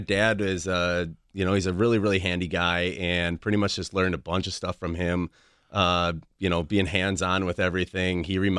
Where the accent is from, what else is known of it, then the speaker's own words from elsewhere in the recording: Menomonee Falls, Wisconsin, United States; I grew up in Menominee Falls.